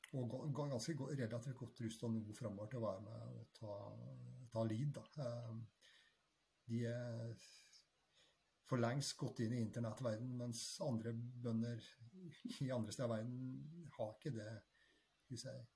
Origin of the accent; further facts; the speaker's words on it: Trøndelag, Norway; now in Bærum, Norway; jeg er trønder, men eh, bosatt i eh, Bærum, på, på Rykken